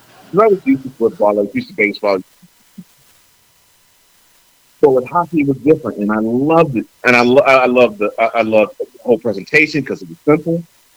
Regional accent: Houston, Texas, United States; I grew up in Houston. Unlike you, I grew up in Houston. I grew up in a place where hockey really wasn't a sport that you follow.

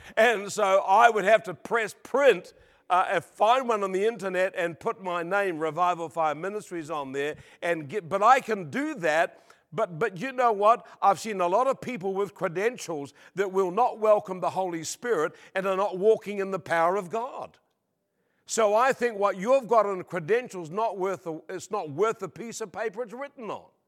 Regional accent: New Zealand; born or raised there; now in Australia

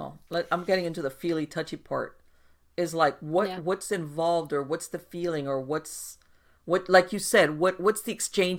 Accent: Miami, Florida, United States; I was born and raised in Miami, and over here we have Afro-Caribbean practices.

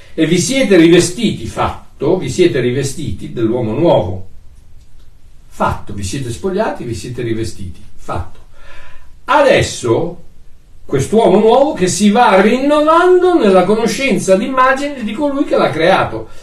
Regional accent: Italy; moved away as an adult; Io sono italiano, ok? Nato in Italia, da genitori italiani, vissuto in Italia per 21 anni

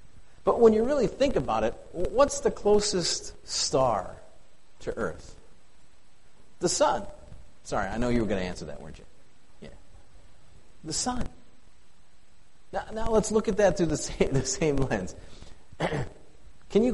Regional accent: the Dakotas, United States; now in Plevna, United States; It's so bright where I live. And I miss it. After growing up in the Dakotas, holy smokes, I miss stars.

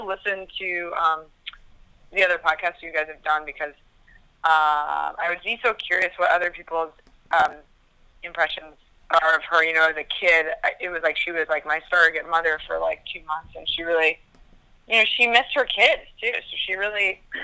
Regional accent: New Jersey, United States; also born or lived in Brooklyn, New York; I was born in Brooklyn, raised in Jersey

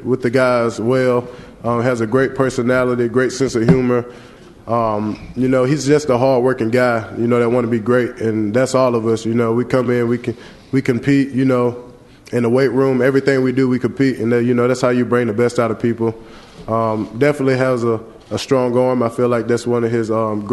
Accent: Saraland, Alabama, United States; moved away as an adult; also born or lived in Los Angeles, California; now in Knoxville, United States; growing up in Saraland, Alabama

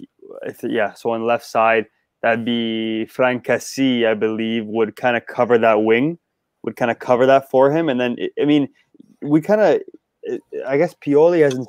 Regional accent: Canada; we're Canadian

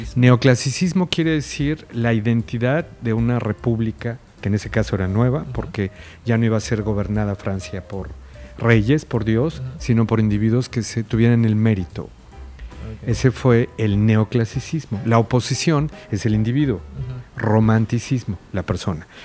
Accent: Mexico; el otro somos nosotros, es mexicano

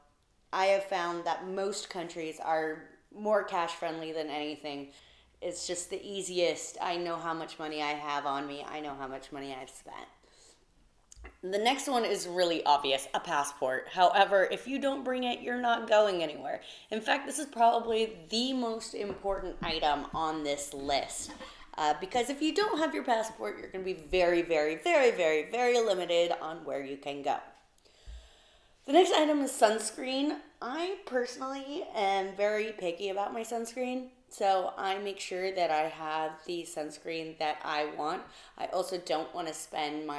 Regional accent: United States; here in the States

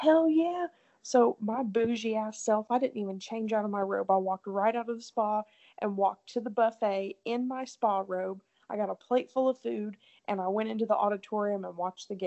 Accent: Tennessee, United States; She kind of knew right away I was from Tennessee

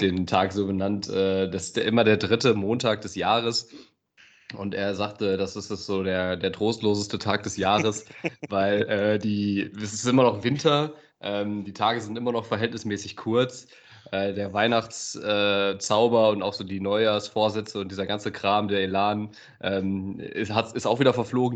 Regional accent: Aachen, North Rhine-Westphalia, Germany; als Aachener, ne, als Öscher

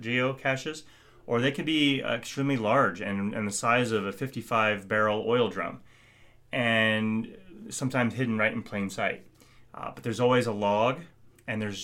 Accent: Iowa, United States; moved away as an adult; now in Nebraska, United States; I'm from Iowa.

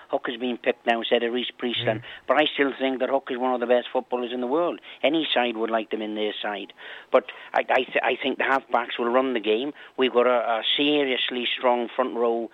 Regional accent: Wales, United Kingdom; I'm a Welshman.

